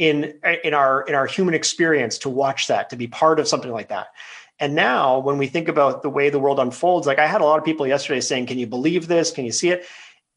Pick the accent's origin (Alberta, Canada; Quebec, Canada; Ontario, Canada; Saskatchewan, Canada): Quebec, Canada; now in British Columbia, Canada; I'm a British Columbian, but I'm a Quebecer by birth. And as an Anglophone Quebecer, I grew up in a time where I had friends who were both Francophone and Anglophone.